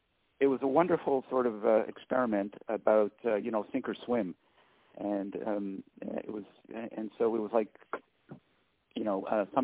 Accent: Laval, Quebec, Canada; also born or lived in Outremont, Montreal; Chamonix was a great place to grow up. I was 6 years old when we moved to Chamonix

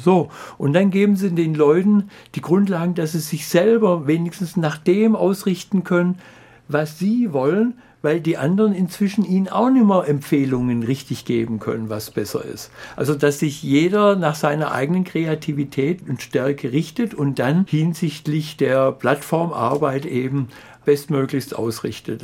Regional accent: Swabia, Germany; als Schwabe

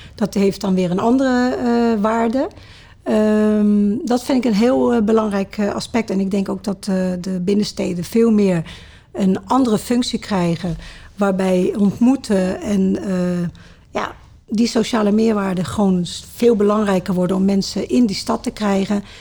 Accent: Sittard, Limburg, Netherlands; also born or lived in Maastricht; now in Culemborg, Netherlands; ik ben geboren in Limburg, in Sittard. Ja. Er zijn twee steden waar ik in opgegroeid ben, Sittard en Maastricht.

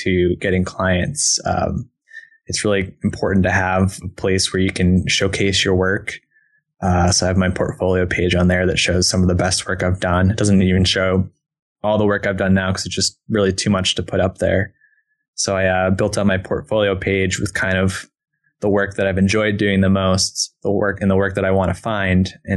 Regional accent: East Coast, United States; moved away as an adult; now in Portland, United States; I'm from the East Coast originally.

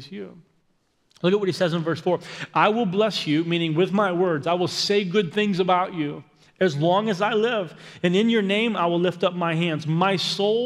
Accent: Aiken, South Carolina, United States; moved away; where I lived growing up in Aiken, South Carolina.

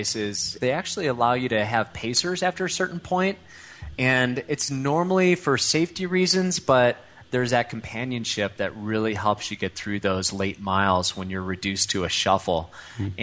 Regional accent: Chicago, Illinois, United States; accent: Midwest; moved away as an adult; also born or lived in Europe / Colorado; now in Lafayette, Colorado, United States; I grew up in suburban Chicago

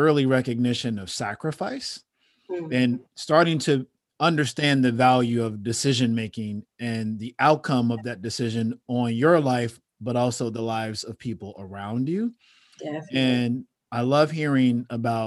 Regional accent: Chicago, Illinois, United States; I grew up on 73rd and Western

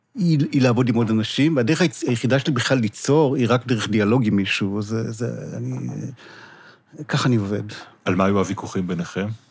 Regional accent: Israel; אני ישראלי

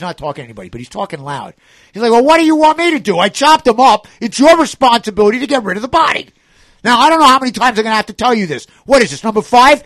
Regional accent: New York City, New York, United States; as a New Yorker

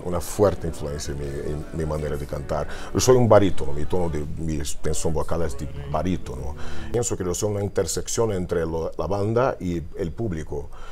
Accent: Brazil; Spanish is a second language; Siempre cuando vuelvo a Brasil

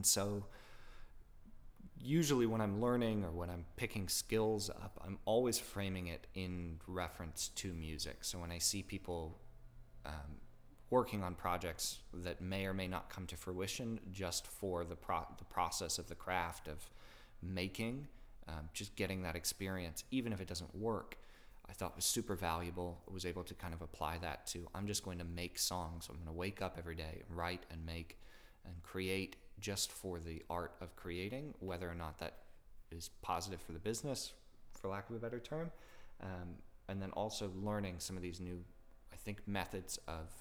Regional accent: Florida, United States; now in Orlando, United States; I grew up in Florida

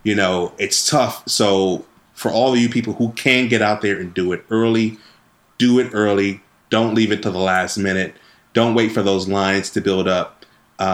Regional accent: Wisconsin, United States; my home state of Wisconsin

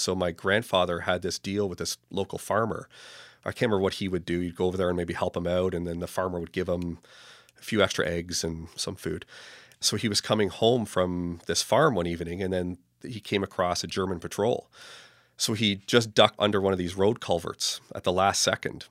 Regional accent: Toronto, Ontario, Canada; I was born and raised in Toronto, kind of in the southeast end in the Beaches area.

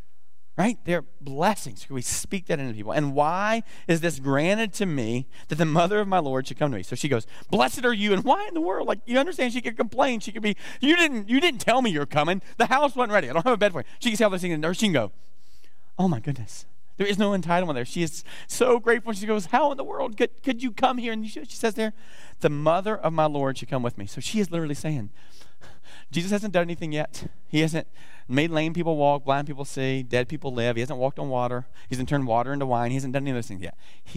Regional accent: the South, United States; I almost said blessings, like I'm from the South, right?

